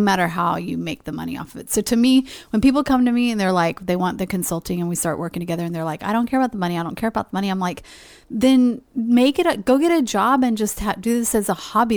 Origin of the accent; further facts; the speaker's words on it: Texas, United States; moved away as an adult; now in Livingston, Montana, United States; growing up in Texas